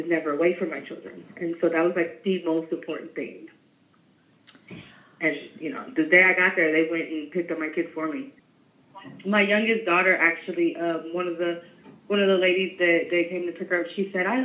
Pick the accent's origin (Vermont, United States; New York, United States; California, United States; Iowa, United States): California, United States; San Francisco; I'm from San Francisco. I'm 36 years old. I've been in San Francisco my whole life